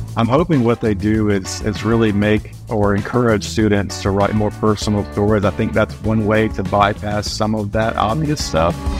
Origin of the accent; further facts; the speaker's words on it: North Carolina, United States; moved away; also born or lived in Oregon / Los Angeles; I'm from North Carolina